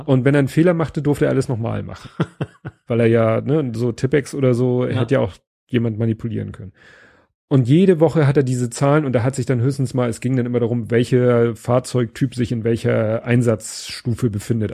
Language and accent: German; Hamburg, Germany; zu meiner Kindheit in Hamburg